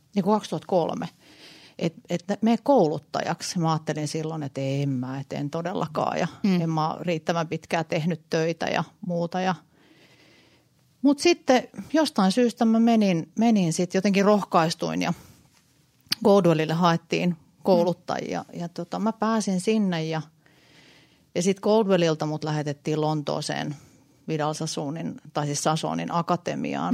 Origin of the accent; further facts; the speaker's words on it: Helsinki, Uusimaa, Finland; Mä oon stadista, mä oon Oulun